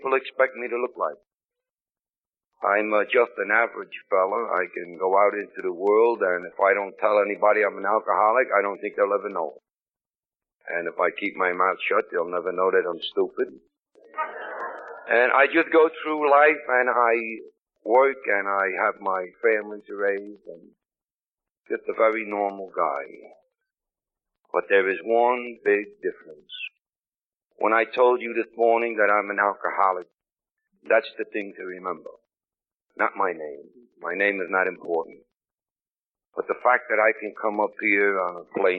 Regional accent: New York City, New York, United States; I come from Brooklyn

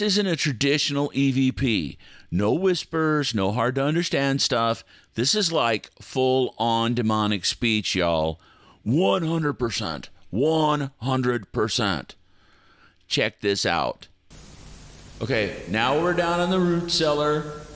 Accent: Independence, Missouri, United States; moved away; my hometown

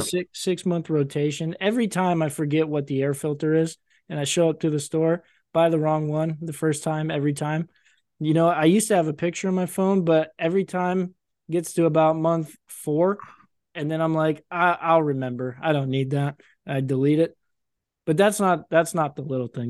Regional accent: United States; being an American

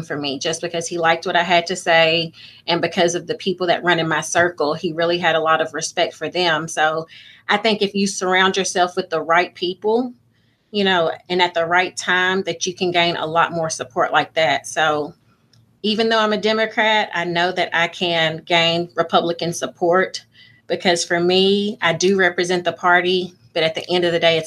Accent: Muhlenberg County, Kentucky, United States; Even though I am from Muhlenberg County, I do realize that I'm representing both counties.

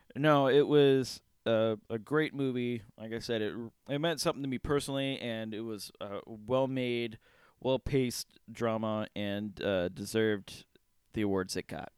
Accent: Cleveland, Ohio, United States; we're from the Cleveland area

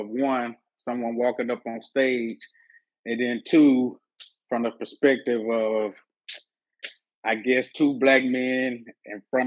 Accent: Mississippi, United States; moved away; I'm from Mississippi originally

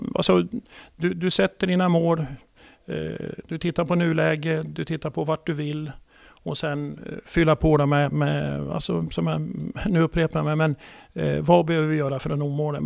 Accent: Gävle, Gävleborg County, Sweden; Född och uppvuxen i Gävle och i Stixlund

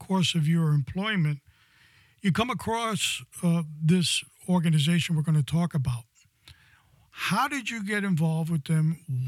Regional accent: New York City, New York, United States; now in Florida, United States; I also born and raised in New York City, of course, a different era than you

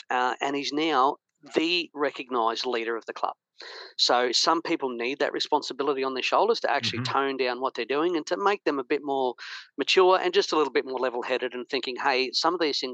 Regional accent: Ballarat, Victoria, Australia; also born or lived in Melbourne; now in Canberra, Australia; growing up in Victoria, I'm born in Melbourne, raised in Ballarat, down in Victoria

